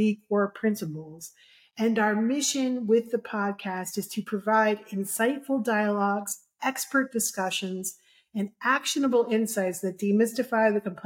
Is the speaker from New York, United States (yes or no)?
yes; New York City, New York, United States; I am from Brooklyn originally. So I apologize for that slight inflection